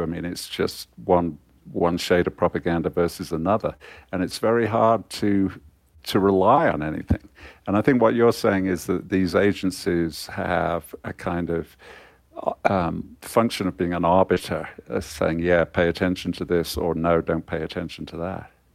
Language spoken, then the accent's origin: English; Coventry, West Midlands, United Kingdom; I was born in Coventry uh, in, the, in the 1950s, and Coventry was still basically a ruin back then.